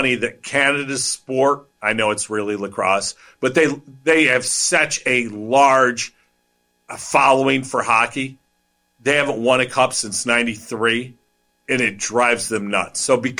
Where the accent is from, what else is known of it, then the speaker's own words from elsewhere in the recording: United States; because I'm an American